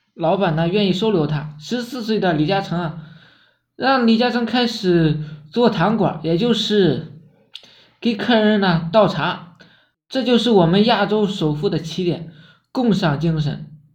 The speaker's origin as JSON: {"language": "Chinese", "country": "China", "said": "我们中国人有一句古话"}